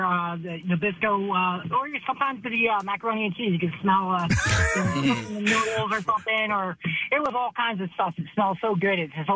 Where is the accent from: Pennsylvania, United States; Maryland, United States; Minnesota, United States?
Pennsylvania, United States; Philadelphia; I'm from Northeast Philadelphia. I'm actually up next to Route 1.